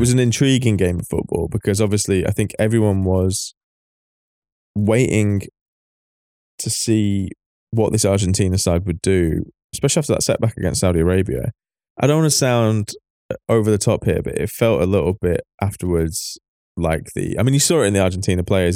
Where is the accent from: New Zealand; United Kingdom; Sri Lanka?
United Kingdom; England; we're English